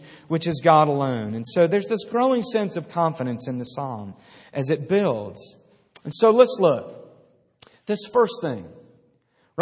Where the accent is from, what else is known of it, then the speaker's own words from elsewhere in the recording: outside of Philadelphia, Pennsylvania, United States; I grew up outside of Philadelphia